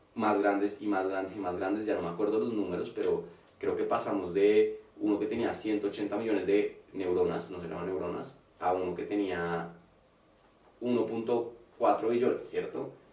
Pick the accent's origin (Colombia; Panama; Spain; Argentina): Colombia; moved away; also born or lived in Mexico